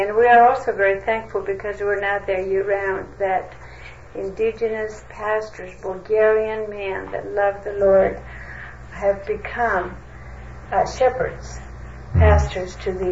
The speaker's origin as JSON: {"language": "English", "region": "Greek Macedonia", "country": "Greece", "tie": "born or raised there", "accent": "Pontian", "moved": "yes", "lives_now": "United States", "said": "I speak fluent Greek because I was born and raised in Greek Macedonia, and English. I speak a very distinct Greek dialect called the Pontian dialect of Greek"}